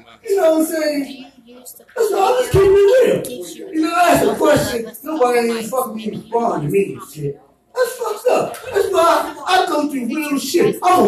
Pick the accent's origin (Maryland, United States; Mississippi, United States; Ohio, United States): Maryland, United States; Baltimore; now in California, United States; I'm from Baltimore